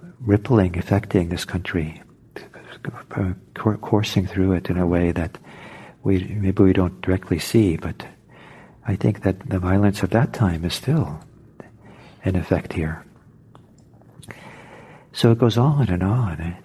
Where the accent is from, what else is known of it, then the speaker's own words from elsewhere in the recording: Norway; now in United States; I'm from Norway, and originally, and I went back there a few times